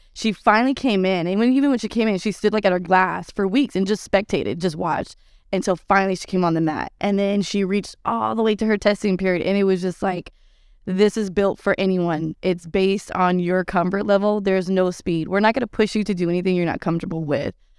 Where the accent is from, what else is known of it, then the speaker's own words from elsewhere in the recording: Texas, United States; I'm from the Lone Star State, so we eat tacos all day, every day